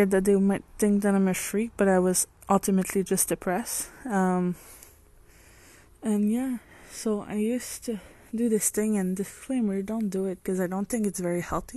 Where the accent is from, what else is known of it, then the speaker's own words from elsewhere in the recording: France; moved away; I'm French.